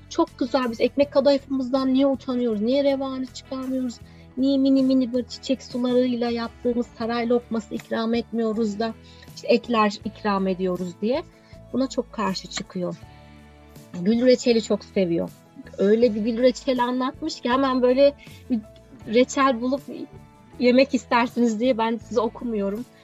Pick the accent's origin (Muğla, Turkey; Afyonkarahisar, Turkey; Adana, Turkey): Adana, Turkey; Evet, ben de bir Adanalı olarak.